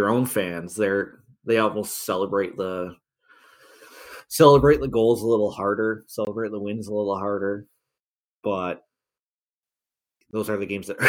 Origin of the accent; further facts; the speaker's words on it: Toronto, Ontario, Canada; It's like kind of crazy to think about going back to like growing up in Toronto games where it was easily 10,000 Leafs fans in the building.